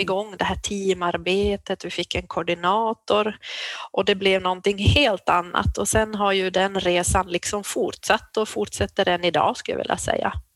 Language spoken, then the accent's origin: Swedish; Jakobstad, Ostrobothnia, Finland; moved away as an adult; also born or lived in Umeå; now in Byske, Sweden; jag är född i Jakobstad i Finland, pluggade i Umeå